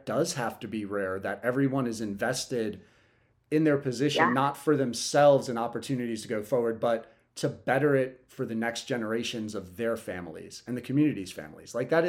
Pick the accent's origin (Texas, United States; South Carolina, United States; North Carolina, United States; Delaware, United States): Delaware, United States; Lewes; also born or lived in New York; fifth grade, moved here from New York, went to Lewis Middle School back when it was 5'8", and then went to Cape High School.